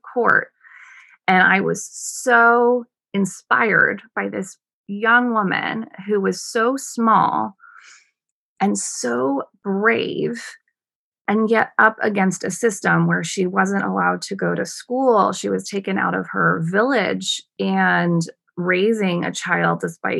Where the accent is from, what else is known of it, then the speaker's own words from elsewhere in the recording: United States; moved away as an adult; also born or lived in Sri Lanka; as an American woman